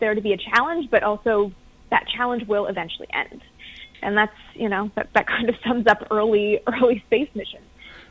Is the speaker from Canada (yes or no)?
yes; Canada; I'm from Canada, so didn't grow up with NASA being everywhere